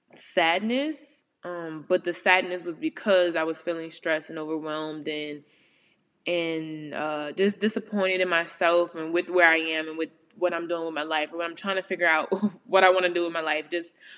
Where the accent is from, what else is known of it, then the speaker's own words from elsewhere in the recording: New Orleans, Louisiana, United States; moved away as an adult; living in New Orleans for so long. Well, y'all know I'm from the West Bank